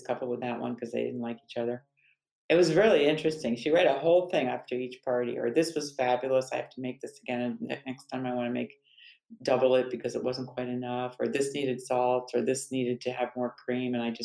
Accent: New Canaan, Connecticut, United States; I grew up in New Canaan, Connecticut

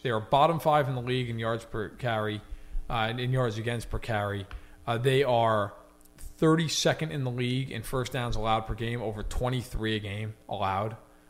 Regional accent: New York, United States; I grew up in New York, but I grew up with a father who rooted for Kansas City, and so I was indoctrinated as a child. I've been rooting for the team since I was 5. I'm 29 now.

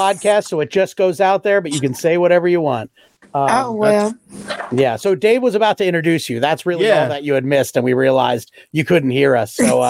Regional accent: West Chester/Exton/Downingtown area, Pennsylvania, United States; I performed in my hometown for like the time in forever.

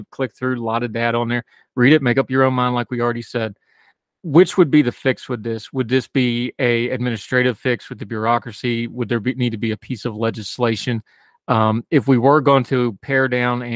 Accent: United States; I am an American. I love my country, but I've also lived overseas

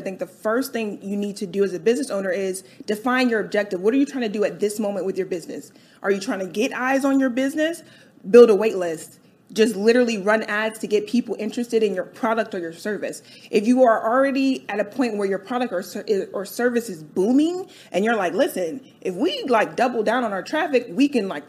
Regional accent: Delaware, United States; moved away as an adult; also born or lived in New York; now in Atlanta, United States; I grew up in Delaware

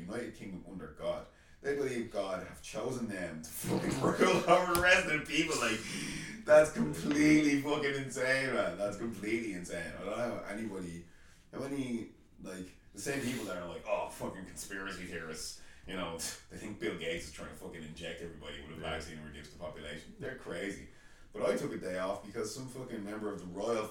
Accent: Ireland; I'm from Ireland

